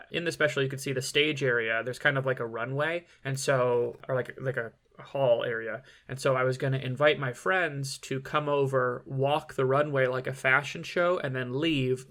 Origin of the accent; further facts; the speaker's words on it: Michigan, United States; I'm from Michigan and, you know, when I was born, it was like the, uh, height of the bad boys